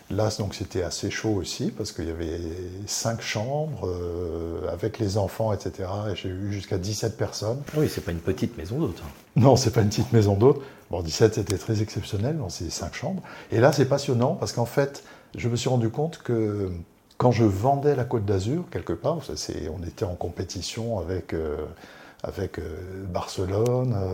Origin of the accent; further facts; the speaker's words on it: Algeria; je suis né en Algérie, euh, juste avant la guerre d'Algérie. Donc là, c'était euh, assez chaud.